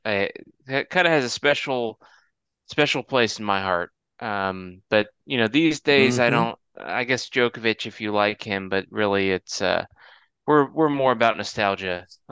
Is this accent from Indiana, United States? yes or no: yes; Indiana, United States; moved away; I was from Indiana